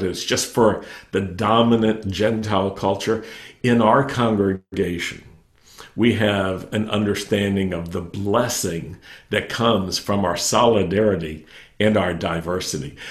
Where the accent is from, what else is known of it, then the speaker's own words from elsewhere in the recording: Roanoke, Virginia, United States; I grew up in Virginia I grew up in Roanoke, Virginia